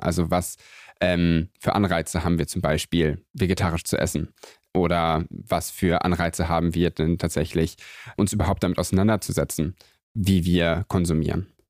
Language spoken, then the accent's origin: German; Göttingen, Lower Saxony, Germany; ich bin aufgewachsen in Göttingen, das ist so eine ganz klassische kleine Universitätsstadt